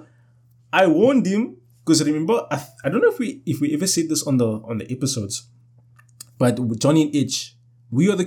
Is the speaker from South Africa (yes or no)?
yes; South Africa; I'm South African